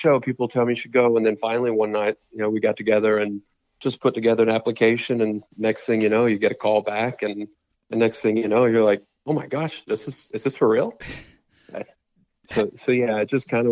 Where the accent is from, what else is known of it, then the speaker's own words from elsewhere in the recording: Arkansas, United States; I'm from Arkansas, and so is Raven. We're actually from two small towns in Arkansas